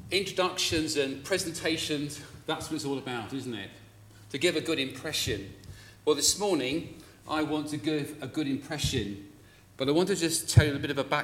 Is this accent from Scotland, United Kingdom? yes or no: yes; Glasgow, Scotland, United Kingdom; born there; Uh, with an accent like this, you would not believe I was born in Glasgow.